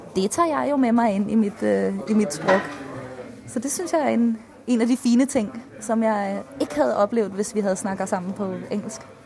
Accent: Denmark; first language Danish; Norwegian is a second language; moved away as an adult; now in Trondheim, Norway; Det har vi ikke i, i Danmark

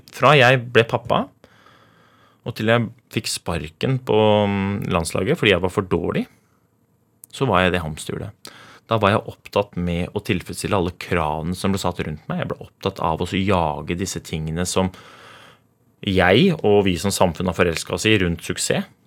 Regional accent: Oslo, Norway; jeg vokste opp i Groruddalen

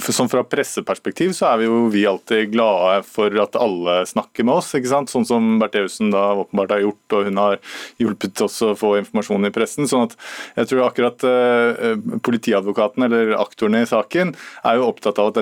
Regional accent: Northern Norway, Norway; jeg er nordlending, og det, det, er sånn vi holder på, liksom.

